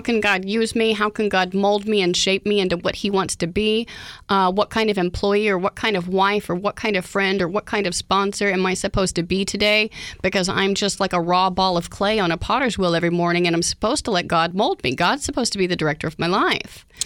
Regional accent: Oklahoma, United States; moved away; I grew up in Oklahoma

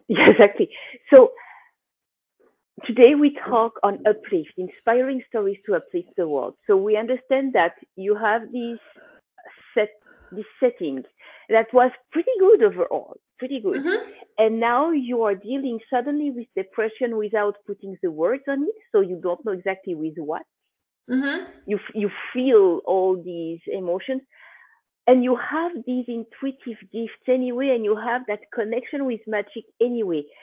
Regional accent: Switzerland; I mean, I come from Switzerland.

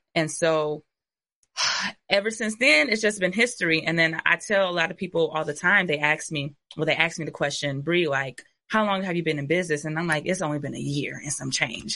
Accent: Ypsilanti, Michigan, United States; I'm literally from the city of Ypsilanti

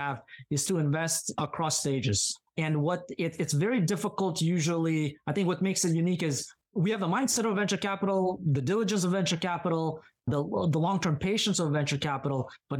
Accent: Pacific Northwest, United States; And so my family, when we moved to the States, that kind of passion for medicine continued. So I grew up in the Pacific Northwest

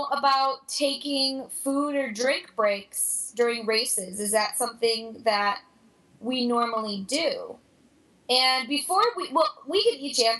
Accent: Chicago, Illinois, United States; My family is all Bears fans because we're from Chicago.

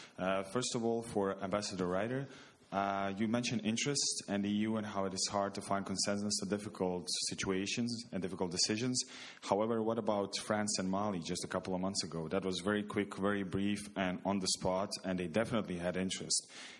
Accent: Sarajevo, Federation of Bosnia and Herzegovina, Bosnia & Herzegovina; I come from Sarajevo

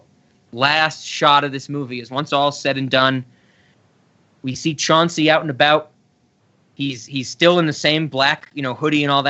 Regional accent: New York City, New York, United States; moved away; I was born in the Bronx, and I got out of the hood

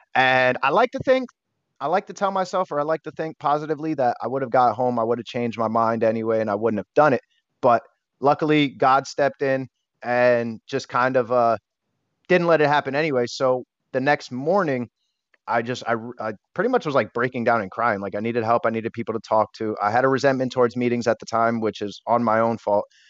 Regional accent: Bethlehem, Pennsylvania, United States; I am from Bethlehem, Pennsylvania.

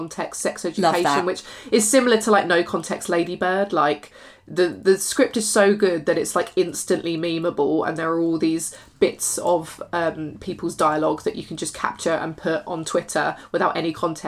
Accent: United Kingdom

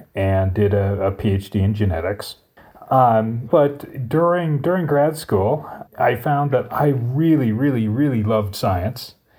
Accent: Colorado, United States; moved away as an adult; also born or lived in Chicago; originally I'm from Colorado

